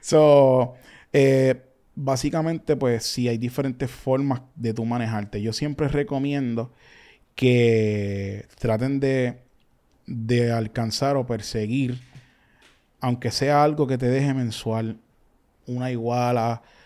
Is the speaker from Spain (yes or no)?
no; Carolina, Puerto Rico; also born or lived in Canóvanas, Puerto Rico; básicamente me crié en Carolina, pues estudié desde elemental hasta intermedia casi en Carolina, pero soy de Ganoma